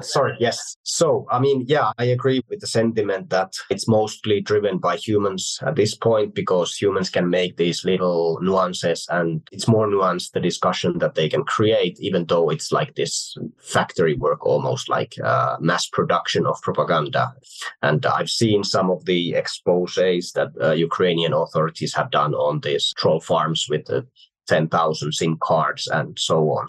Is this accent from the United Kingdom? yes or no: no; Finland; I like to bring up Finland. Well, it's my home country